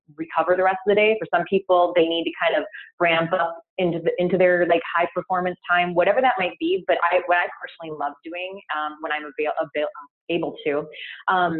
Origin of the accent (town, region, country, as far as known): United States